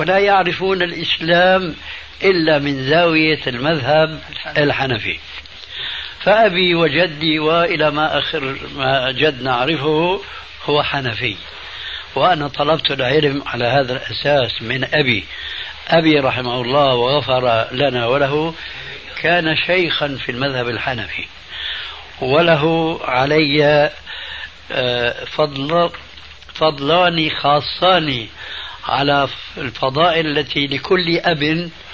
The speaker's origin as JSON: {"language": "Arabic", "town": "Damascus", "region": "Damascus Governorate", "country": "Syria", "tie": "born or raised there", "also_born_or_lived": "Albania", "second_language": "Arabic", "said": "أنه هاجر بعائلته، بأولاده الذين أنا أحدهم من ألبانيا إلى دمشق الشام"}